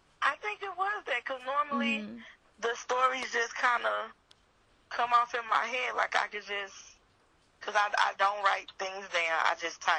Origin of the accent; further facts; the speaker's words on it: Lancaster, Texas, United States; I am from Lancaster, Texas. That's a suburb outside of DFW.